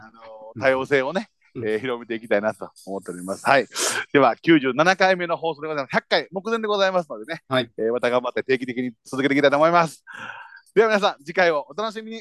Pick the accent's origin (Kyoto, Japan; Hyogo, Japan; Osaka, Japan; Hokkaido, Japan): Kyoto, Japan; 京都の方、いや、 京都ですよ